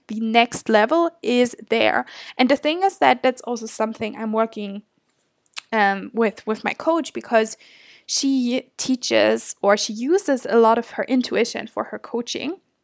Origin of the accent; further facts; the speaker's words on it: Germany; moved away as an adult; now in Toronto, Canada; I'm obviously from Germany.